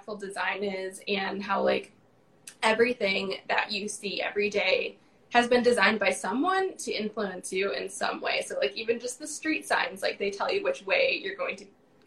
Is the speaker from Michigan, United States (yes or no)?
yes; Northern Michigan, United States; moved away as an adult; now in Charlotte, United States; I grew up in Northern Michigan, moved to Charlotte, North Carolina earlier this year, actually.